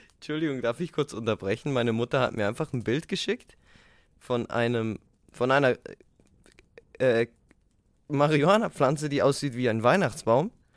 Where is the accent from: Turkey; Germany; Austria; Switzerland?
Switzerland; accent: Swiss; Weil wir Schweizer sind